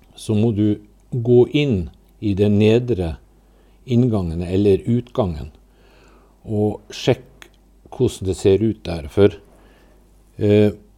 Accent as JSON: {"language": "Norwegian", "town": "Mo i Rana", "region": "Nordland", "country": "Norway", "tie": "born or raised there", "said": "jeg er oppvokst i Rana"}